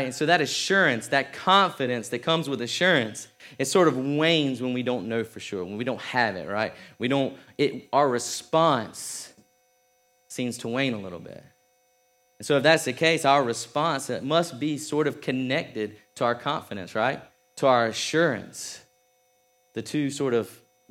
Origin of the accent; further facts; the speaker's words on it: South Georgia, United States; I'm from South Georgia.